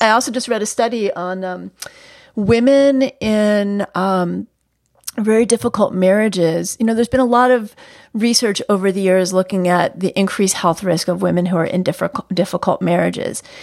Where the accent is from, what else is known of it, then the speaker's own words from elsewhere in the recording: New York, United States; my upbringing as a New Yorker